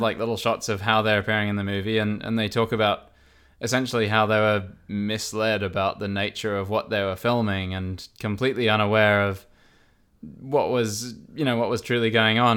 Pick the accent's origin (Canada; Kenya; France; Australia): Australia; I am Australian.